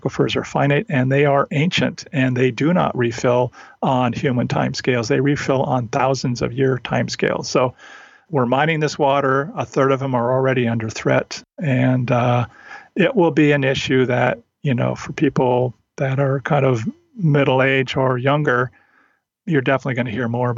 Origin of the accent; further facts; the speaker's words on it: Olympic Peninsula, Washington, United States; I grew up in Washington State, Olympic Peninsula, in a small town that was sort of a one company town.